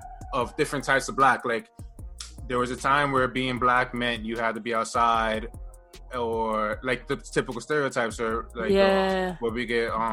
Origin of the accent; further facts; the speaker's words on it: United States; I was like, no, I'm American. Yeah. So it's like, my title would be African-American